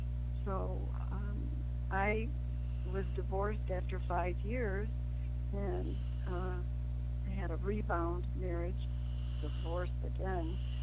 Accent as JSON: {"language": "English", "town": "Chicago", "region": "Illinois", "country": "United States", "tie": "born or raised there", "moved": "yes", "lives_now": "Utah, United States", "said": "I was born in Chicago. I have a twin brother and a younger brother. And I didn't even know that I lived in a terribly cold place. That's the way I grew up, though."}